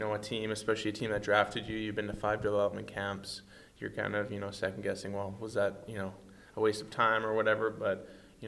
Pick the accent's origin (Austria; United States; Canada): Canada; Edmonton, Alberta; it was my hometown